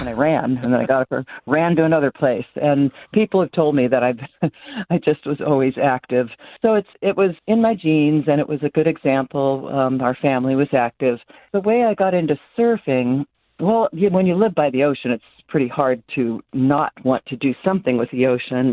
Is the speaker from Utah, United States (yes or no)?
no; Santa Barbara, California, United States; I'm born and raised in Santa Barbara